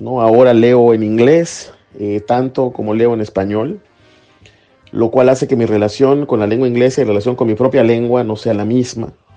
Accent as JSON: {"language": "Spanish", "country": "Mexico", "moved": "yes", "lives_now": "United States", "said": "Yo soy un poeta mexicano, soy un poeta latinoamericano, un poeta en lengua española que vive en Estados Unidos"}